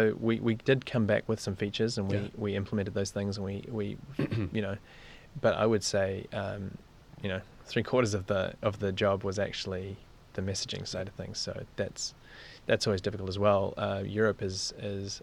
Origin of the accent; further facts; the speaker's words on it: New Zealand; moved away; We're both from New Zealand, but we met in Las Vegas